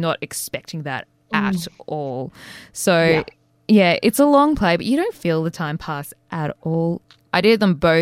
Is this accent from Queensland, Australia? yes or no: no; Sydney, New South Wales, Australia; I'm from Sydney